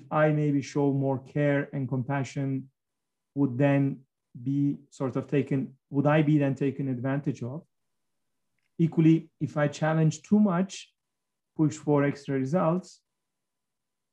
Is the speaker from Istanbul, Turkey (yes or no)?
no; Giresun, Turkey; I'm speaking from my hometown, Giresun.